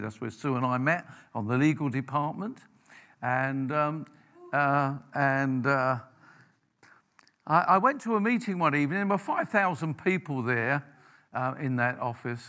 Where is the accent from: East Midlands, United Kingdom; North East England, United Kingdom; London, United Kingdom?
London, United Kingdom; I grew up in South London